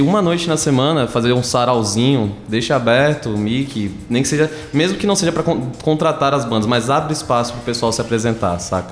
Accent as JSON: {"language": "Portuguese", "town": "Recife", "region": "Pernambuco", "country": "Brazil", "moved": "as an adult", "lives_now": "Tatuí, Brazil", "said": "E eu sou de Recife. Eu vim aqui pra Tatuí pra fazer FATEC"}